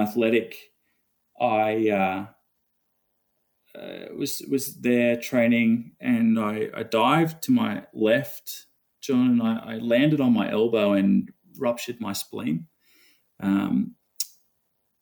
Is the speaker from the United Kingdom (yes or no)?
no; Australia; Growing up in Australia